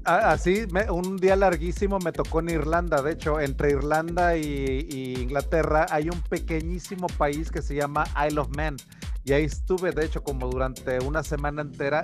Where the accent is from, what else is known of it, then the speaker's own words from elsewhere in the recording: Taxco, Guerrero, Mexico; moved away; also born or lived in San Antonio, Texas; Tasco de donde soy